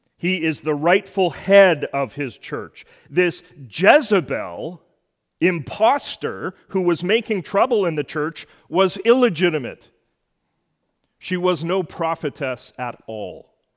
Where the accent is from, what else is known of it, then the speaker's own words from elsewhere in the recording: Edmonton, Alberta, Canada; my hometown, Edmonton